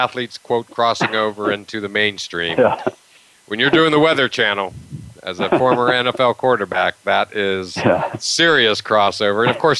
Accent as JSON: {"language": "English", "town": "Pittsburgh", "region": "Pennsylvania", "country": "United States", "tie": "born or raised there", "moved": "yes", "said": "I growing up in Pittsburgh"}